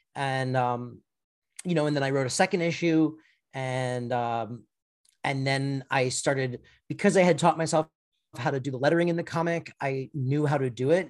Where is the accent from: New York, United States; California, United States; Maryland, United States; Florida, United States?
Florida, United States; moved away; I'm from Florida originally